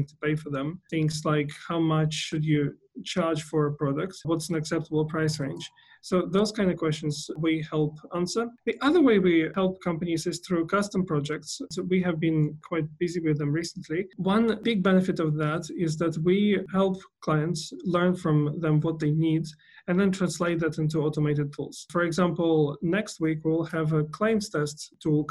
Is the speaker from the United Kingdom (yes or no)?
no; Vladivostok, Primorsky Krai, Russia; moved away as an adult; now in Australia; I am from Russia originally, a city called Vladivostok, which is on the Pacific